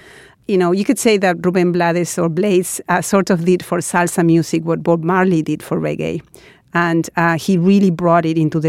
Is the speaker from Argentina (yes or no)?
yes; Argentina; I grew up in Argentina